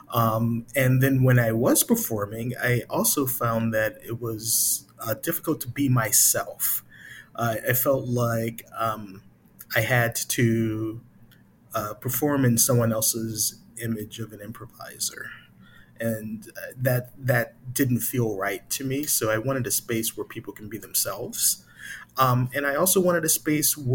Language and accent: English; Chicago, Illinois, United States; I'm from Chicago originally